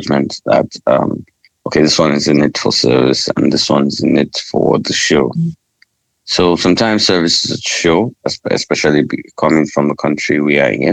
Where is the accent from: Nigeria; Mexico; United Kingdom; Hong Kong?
Nigeria; Northern Nigeria; I'm a Nigerian. I was raised in the country.